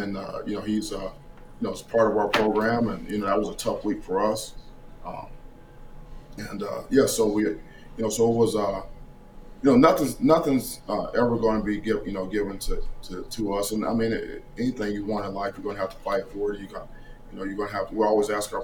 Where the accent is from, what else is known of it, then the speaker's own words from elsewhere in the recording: Cleveland, Ohio, United States; my hometown, Cleveland, Ohio